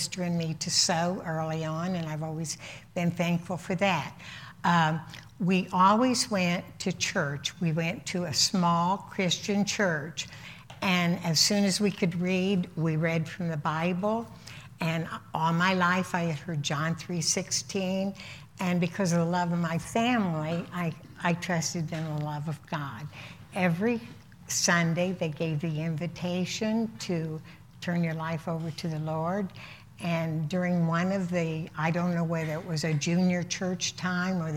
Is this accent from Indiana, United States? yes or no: yes; Indianapolis, Indiana, United States; I was born in Indianapolis to a very, very loving family